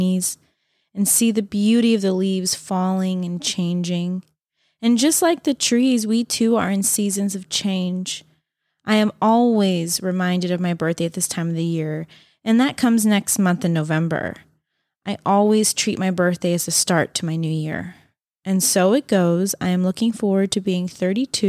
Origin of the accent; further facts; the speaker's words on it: United States; growing up near Lake Tahoe